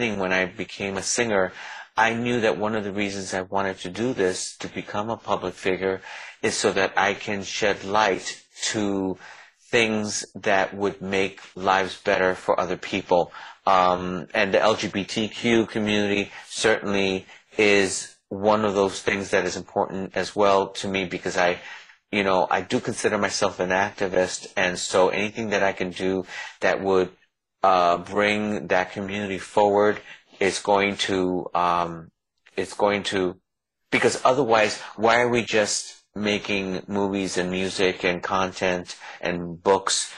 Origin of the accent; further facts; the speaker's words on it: New York City, New York, United States; also born or lived in New Jersey; now in Los Angeles, United States; I was born in the Bronx in the ghetto, and I was really poor.